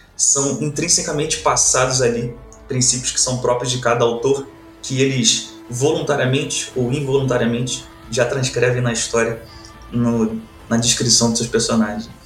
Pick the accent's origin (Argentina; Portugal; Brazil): Brazil; Rio de Janeiro; moved away as an adult; also born or lived in Tefé, Amazonas; now in Curitiba, Brazil; eu sou natural do Rio de Janeiro, sou um carioca